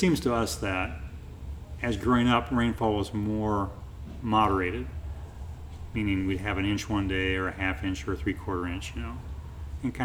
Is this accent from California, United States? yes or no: no; Pandora, Ohio, United States; from Pandora, Ohio